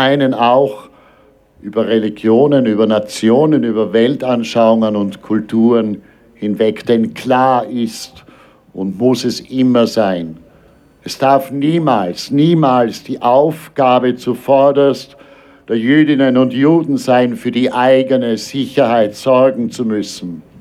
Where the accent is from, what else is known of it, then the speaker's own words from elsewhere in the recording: Austria; Er ist Israeli. Ich bin Österreicher.